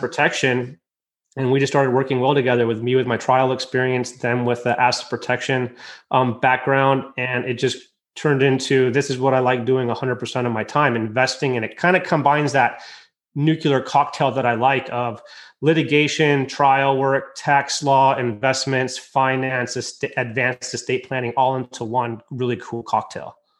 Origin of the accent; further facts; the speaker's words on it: United States; moved away; also born or lived in Michigan; I'm originally from Lake Tahoe and I lived in Michigan